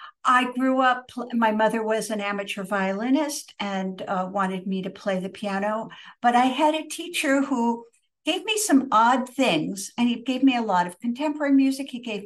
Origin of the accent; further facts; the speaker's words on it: New York, United States; also born or lived in Pittsburgh, Pennsylvania / Sweden / Istanbul, Turkey; I grew up somewhat in the United States, so in upstate New York and also in Pittsburgh, but I lived abroad many years. So I lived in Sweden for 3 years. I lived in Istanbul, Turkey for 3 yea